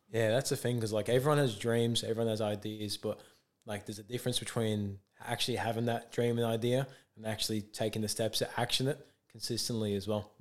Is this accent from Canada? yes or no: no; England, United Kingdom; moved away as an adult; now in Australia; I'm from England